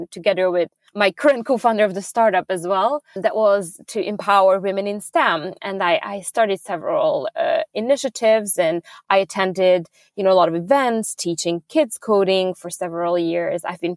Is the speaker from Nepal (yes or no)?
no; Budapest, Hungary; moved away as an adult; also born or lived in Abu Dhabi / New York; now in Sweden; I'm originally from Hungary, from Budapest. That's where I grew up